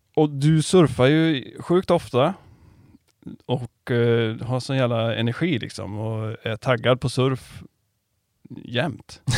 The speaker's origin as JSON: {"language": "Swedish", "town": "Karlstad", "region": "Värmland", "country": "Sweden", "moved": "yes", "lives_now": "Varberg, Sweden", "said": "jag är inte från Varberg, jag är från eh, Karlstad."}